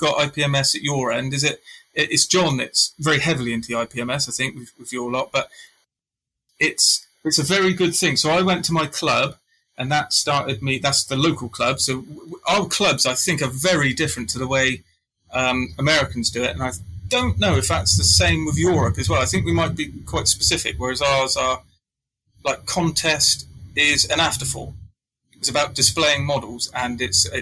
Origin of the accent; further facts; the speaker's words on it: England, United Kingdom; being English. Or British, I should say